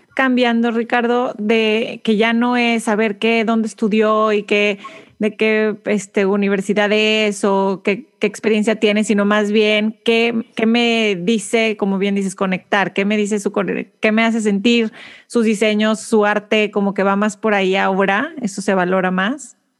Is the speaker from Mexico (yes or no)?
yes; Monterrey, Nuevo León, Mexico; now in Houston, United States; Yo vivo en Houston, soy de Monterrey